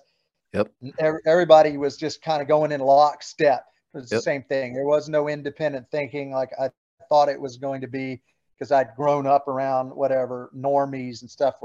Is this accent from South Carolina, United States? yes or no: yes; South Carolina, United States; moved away as an adult; also born or lived in Cambridge, Massachusetts; I was from South Carolina originally growing up.